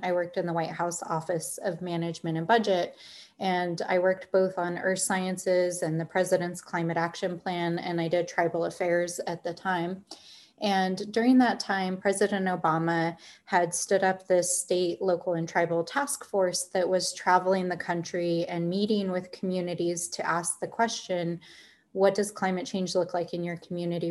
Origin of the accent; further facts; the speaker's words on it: Albuquerque, New Mexico, United States; I grew up in Albuquerque, I grew up in the North Valley